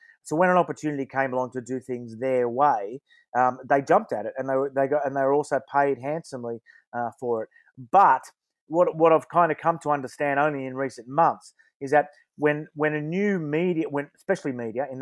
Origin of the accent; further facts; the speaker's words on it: Wollongong, New South Wales, Australia; I'm from Wollongong, I always say it's not in Sydney